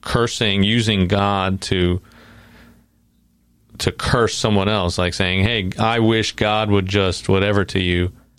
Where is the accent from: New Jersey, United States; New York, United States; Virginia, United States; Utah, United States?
New York, United States; because I'm from New York, so I mean, I'm definitely going to hell if this is.